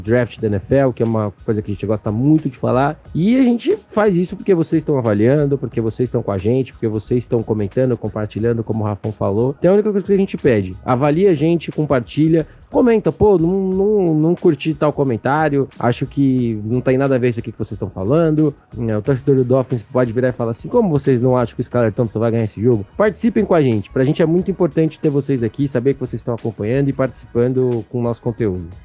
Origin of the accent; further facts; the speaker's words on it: São Paulo, Brazil; sou daqui de São Paulo